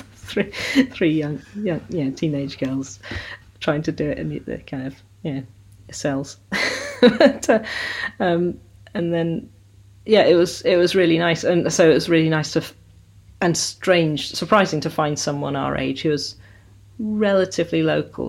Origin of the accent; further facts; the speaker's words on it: South Devon, South West England, United Kingdom; also born or lived in Sheffield; now in Somerset, United Kingdom; I was born in Sheffield, which is in South Yorkshire, and uh, grew up in South Devon. So, but living in Somerset now.